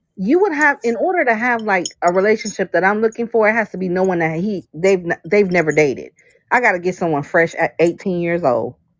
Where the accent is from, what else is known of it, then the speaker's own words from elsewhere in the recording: Bermuda; moved away; I'm from Bermuda, so we're British.